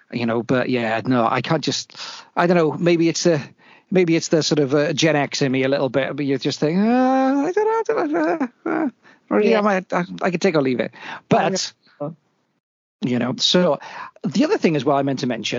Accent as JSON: {"language": "English", "area": "Welsh", "region": "Wales", "country": "United Kingdom", "said": "being Welsh"}